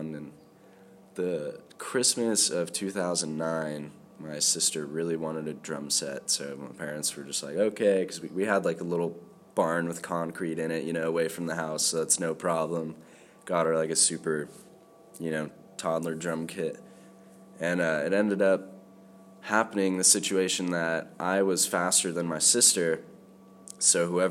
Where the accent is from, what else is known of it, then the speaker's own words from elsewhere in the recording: Temecula, California, United States; now in Isla Vista, United States; I grew up in Temecula